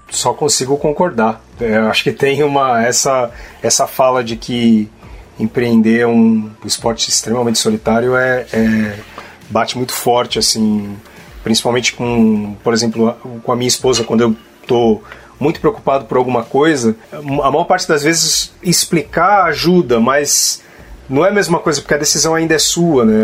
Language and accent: Portuguese; Guarulhos, São Paulo, Brazil; eu, eu, eu, venho de periferia também, de Guarulhos